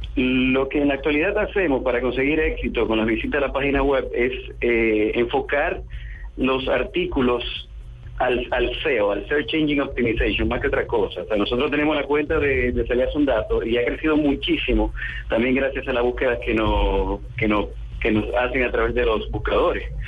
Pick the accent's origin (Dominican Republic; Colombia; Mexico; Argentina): Dominican Republic; aquí en mi país, en, en República Dominicana